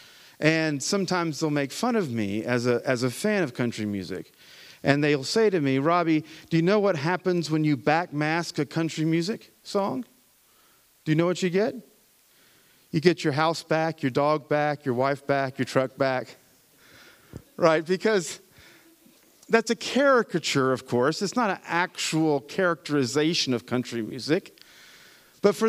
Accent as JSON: {"language": "English", "region": "Appalachia", "country": "United States", "tie": "born or raised there", "said": "I'm an Appalachian American, right? Which is another word for hillbilly. And the music of my homeland is bluegrass"}